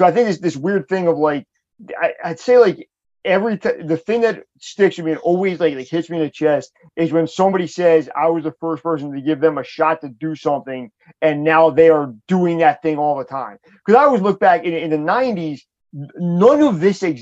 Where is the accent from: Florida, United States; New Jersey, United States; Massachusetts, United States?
New Jersey, United States; Toms River; I'm born and raised in Tom's River, just down a little bit further down the shore